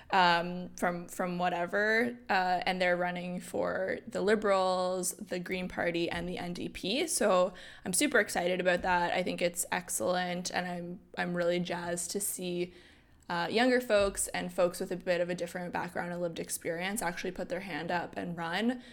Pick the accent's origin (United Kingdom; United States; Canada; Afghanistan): Canada; New Brunswick; I'm from New Brunswick